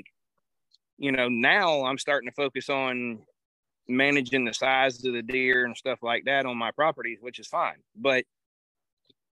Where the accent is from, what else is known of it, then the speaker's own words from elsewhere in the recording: hometown of Chipper Jones, Florida, United States; my hometown's where Chipper Jones is born and raised